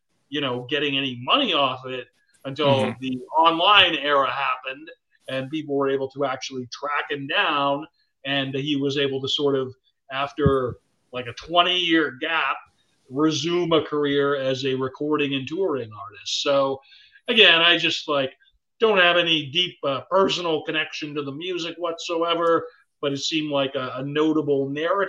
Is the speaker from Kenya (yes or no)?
no; Canada; I'm Canadian